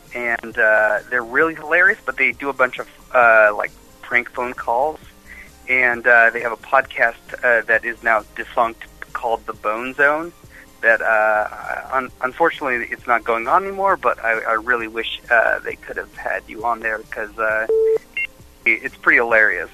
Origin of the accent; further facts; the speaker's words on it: Yakima, Washington, United States; now in Los Angeles, United States; I'm from Yakimi, ah. Yakima